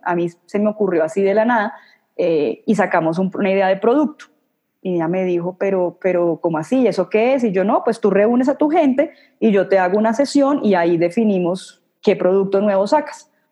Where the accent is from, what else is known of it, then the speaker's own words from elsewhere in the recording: Cartagena, Bolívar, Colombia; now in Bogotá, Colombia; yo nací en Cartagena, en Colombia